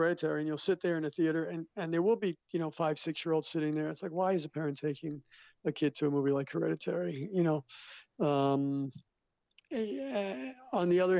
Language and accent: English; New York City, New York, United States; This was JHS 101 in the Bronx, and I grew up in the Bronx